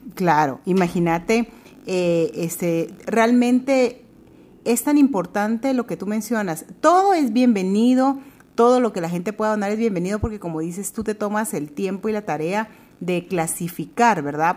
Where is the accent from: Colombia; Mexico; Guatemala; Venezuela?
Guatemala; somos guatemaltecas, estamos en nuestro bello país